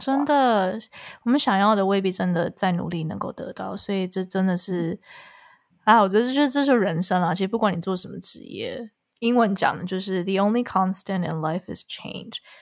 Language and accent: Chinese; Taiwan; moved away; also born or lived in Canada; 我没有选择回台湾做音乐